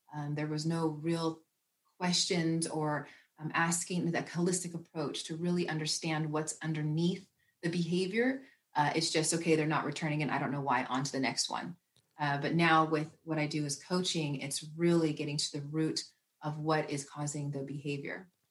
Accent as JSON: {"language": "English", "area": "the Bay Area", "region": "Northern California", "country": "United States", "tie": "born or raised there", "said": "growing up in Northern California and the Bay Area"}